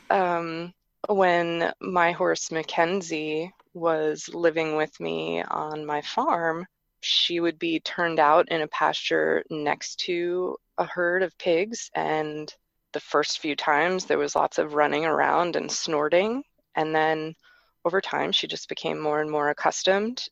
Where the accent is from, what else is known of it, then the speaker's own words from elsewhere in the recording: New York metropolitan area, United States; I grew up in the New York metropolitan area